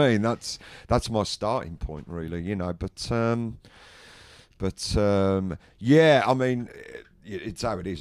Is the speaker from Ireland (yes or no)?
no; England, United Kingdom; I'm English, I'm British